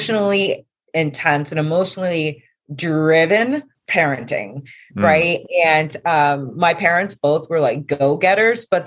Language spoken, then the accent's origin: English; Vermont, United States; I'm from Vermont